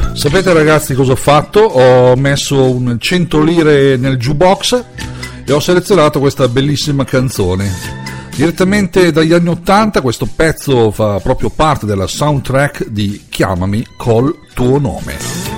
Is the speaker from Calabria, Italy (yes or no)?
no; Lombardy, Italy; in Lombardia, la mia terra